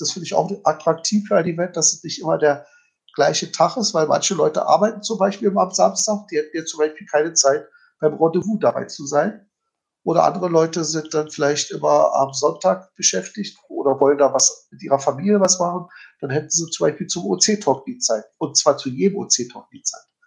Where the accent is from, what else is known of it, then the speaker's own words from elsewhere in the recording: Berlin, Germany; ich als Berliner